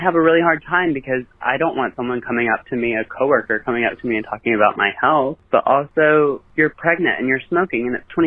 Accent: Mississippi, United States; and I'm from Mississippi, which is, uh, i I might be the only listener from Mississippi, to be honest.

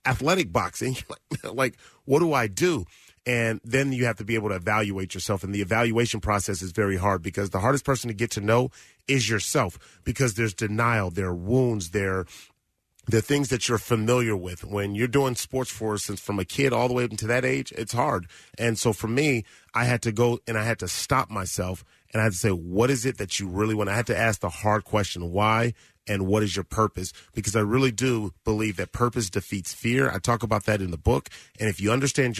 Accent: Los Angeles, California, United States; I grew up in South Central Los Angeles and in the Crenshaw District

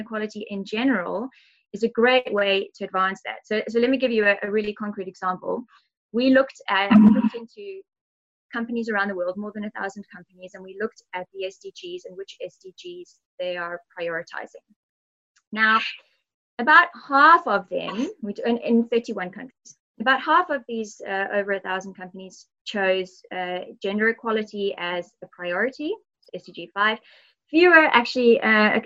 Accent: South Africa; I'm South African

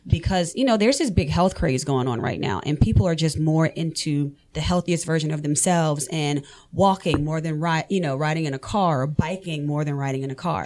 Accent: New Orleans, Louisiana, United States; moved away as an adult; now in Forsyth County, Georgia, United States; I'm born and raised in New Orleans

